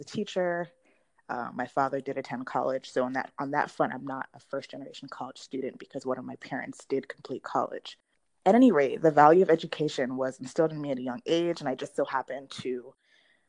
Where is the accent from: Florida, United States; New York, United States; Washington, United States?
Florida, United States; South; I am from South Florida. I attended school there